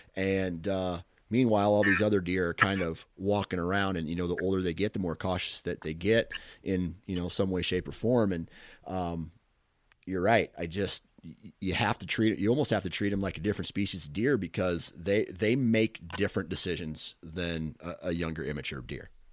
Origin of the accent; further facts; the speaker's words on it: Iowa, United States; I'm from Iowa. So it's going to be two Iowa boys